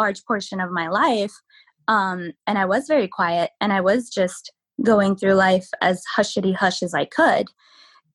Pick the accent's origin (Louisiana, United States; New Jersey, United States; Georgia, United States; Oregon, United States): Oregon, United States; also born or lived in California; now in Washington, United States; I was born in California, moved up to Oregon when we were about seven, when I was about seven, and now I'm in Washington, but both of my parents are originally from El Salvador